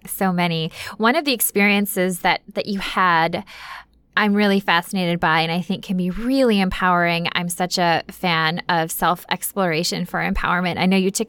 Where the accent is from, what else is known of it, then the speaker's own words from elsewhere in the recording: Minnesota, United States; growing up in Minnesota